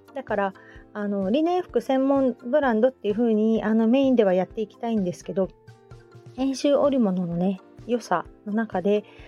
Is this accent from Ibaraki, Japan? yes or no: no; Hamamatsu, Shizuoka, Japan; now in Kamakura, Japan; 私のふるさとね遠州浜松は